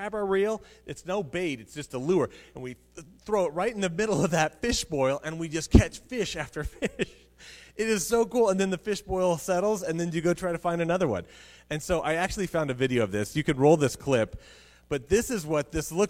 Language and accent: English; Colorado, United States; I grew up in Colorado